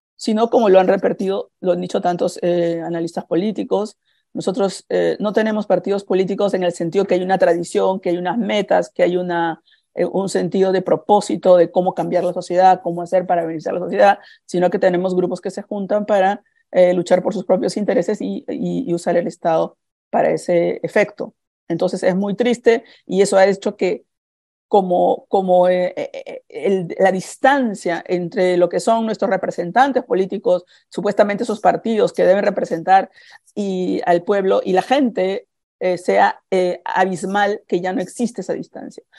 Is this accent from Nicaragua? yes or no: no; Peru; now in California, United States; yo soy peruana